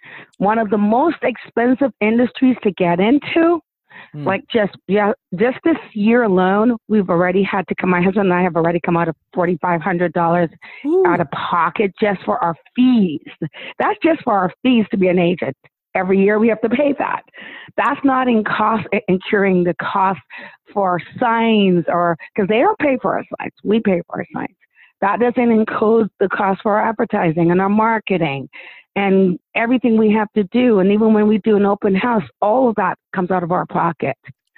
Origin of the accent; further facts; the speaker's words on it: Australia; well, we're from Australia